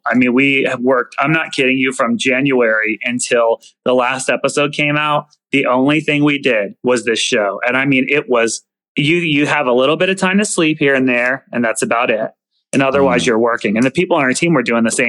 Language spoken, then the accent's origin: English; the South, United States; I'm from the South